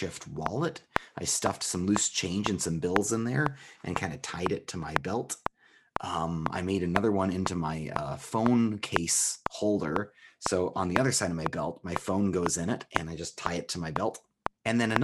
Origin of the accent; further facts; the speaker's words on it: United States; moved away; also born or lived in Germany; I felt it was my duty as an American immigrant living in Germany